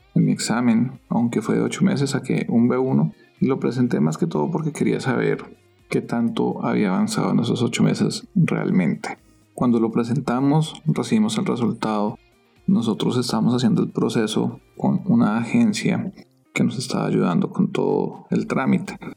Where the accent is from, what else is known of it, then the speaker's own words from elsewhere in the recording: Colombia; moved away as an adult; now in San Diego, United States; ya han pasado cuatro años desde que salimos de Colombia